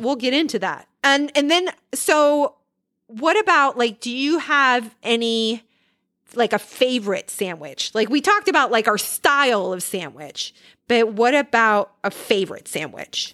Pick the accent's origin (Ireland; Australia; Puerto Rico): Puerto Rico; moved away; I am originally from Puerto Rico